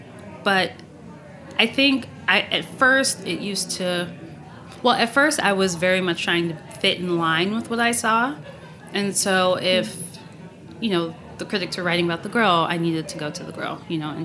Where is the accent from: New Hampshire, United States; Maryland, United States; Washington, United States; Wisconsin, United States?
Maryland, United States; also born or lived in Boston; now in New York, United States; I'm not from New York. I grew up in Maryland, and like, and then I lived in Boston for a bit